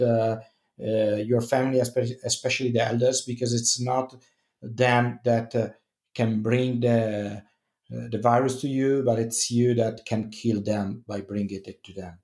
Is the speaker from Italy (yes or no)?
yes; Italy